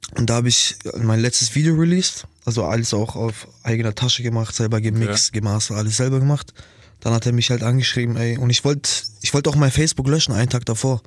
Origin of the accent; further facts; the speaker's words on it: Nuremberg, Bavaria, Germany; Ich komme so aus Nürnberg